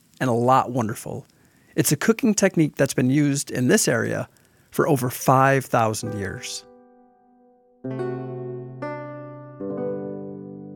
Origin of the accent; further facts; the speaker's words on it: Milwaukee, Wisconsin, United States; I'm from Milwaukee and the shores of Lake Michigan